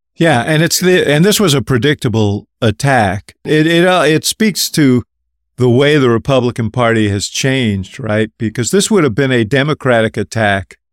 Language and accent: English; Chicago, Illinois, United States; I'm from Chicago.